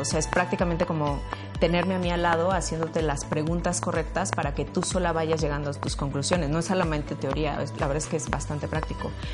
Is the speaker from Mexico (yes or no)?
yes; Mexico; moved away as an adult; also born or lived in Barcelona, Spain / England; now in Luxembourg; soy mexicana, tengo 15 años viviendo en Europa